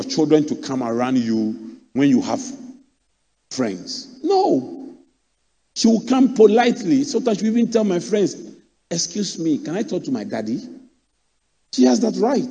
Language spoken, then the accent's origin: English; Accra, Greater Accra, Ghana; I grew up in Adabraka